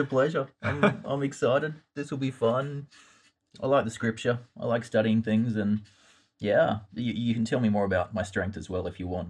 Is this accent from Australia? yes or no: yes; Australia; accent: Australian; moved away as an adult; now in United States; my accent, uh, is Australian, um, born, grew up there